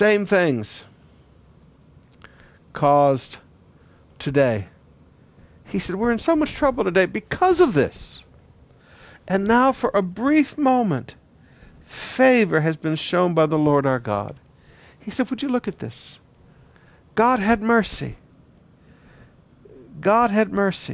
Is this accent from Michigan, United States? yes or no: yes; Flint, Michigan, United States; also born or lived in Detroit, Michigan; I grew up in Flint, Michigan and Detroit.